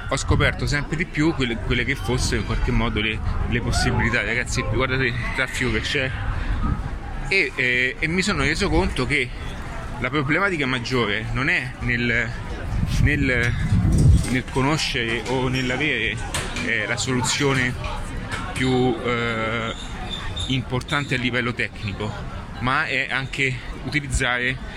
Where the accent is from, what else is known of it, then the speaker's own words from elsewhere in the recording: Rome, Lazio, Italy; una buona matriciana, adesso sono di Roma utilizzo questa